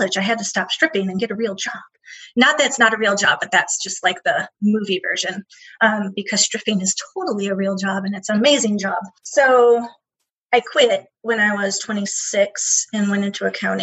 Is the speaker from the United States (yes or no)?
yes; Midwest, United States; Growing up in the Midwest